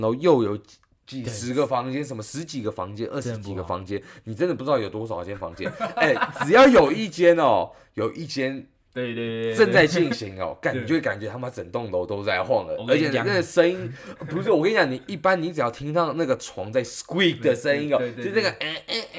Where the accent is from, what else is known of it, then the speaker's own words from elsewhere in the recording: Taiwan; moved away; 像我们台湾人一般会觉得很尴尬